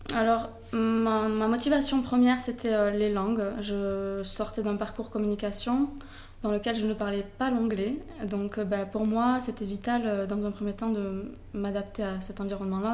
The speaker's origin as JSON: {"language": "French", "town": "Toulouse", "region": "Occitania", "country": "France", "tie": "born or raised there", "also_born_or_lived": "United States", "moved": "as an adult", "lives_now": "Barcelona, Spain", "said": "je suis originaire de Toulouse ça s'entend mon accent"}